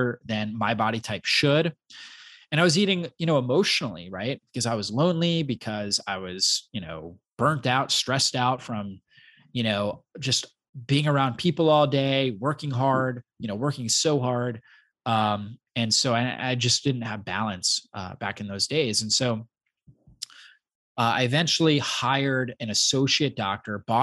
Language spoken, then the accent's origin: English; Florida, United States; also born or lived in Long Island, New York / Poconos, Pennsylvania; I grew up in Florida